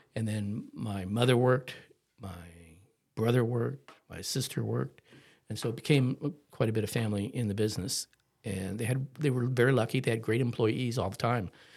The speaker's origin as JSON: {"language": "English", "town": "Cuyahoga Falls", "region": "Ohio", "country": "United States", "tie": "born or raised there", "also_born_or_lived": "Akron, Ohio", "moved": "yes", "said": "I was born in Akron, Ohio, so we were outside of Akron in a little town called Cahagga Falls"}